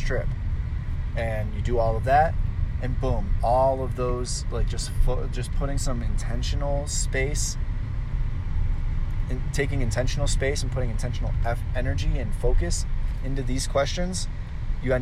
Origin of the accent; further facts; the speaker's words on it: Cleveland, Ohio, United States; I'm from Cleveland, Ohio